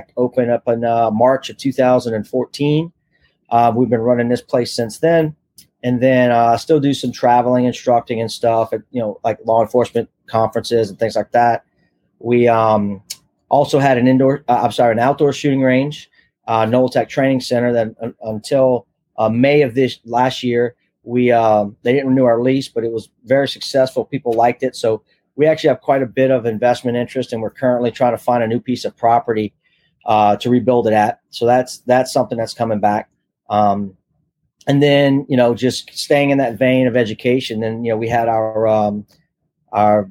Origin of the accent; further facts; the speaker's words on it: South Louisiana, United States; moved away as an adult; I'm from South Louisiana, so I kind of always grew up in that more rural kind